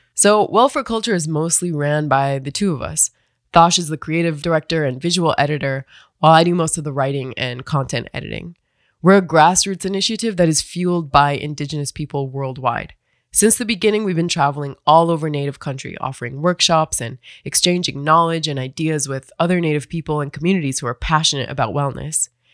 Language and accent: English; United States; now in Phoenix, United States; I'm originally from the Turtle Mountain Band of Chippewa and the Standing Rock Sioux Tribe